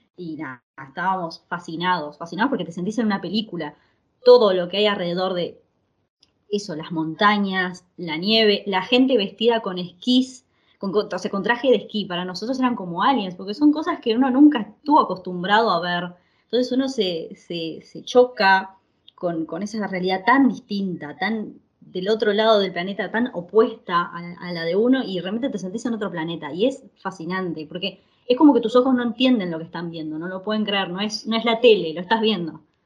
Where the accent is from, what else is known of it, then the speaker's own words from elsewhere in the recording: Uruguay; moved away as an adult; now in Italy; somos uruguayos, eh, yo estudié arquitectura en la Universidad de Uruguay